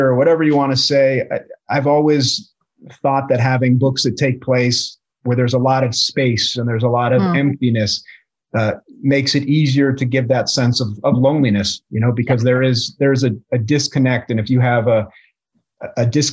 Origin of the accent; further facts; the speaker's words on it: Boulder, Colorado, United States; also born or lived in Midwest / Oregon / New York City / Longmont, Colorado; I grew up in Colorado. I grew up in Boulder.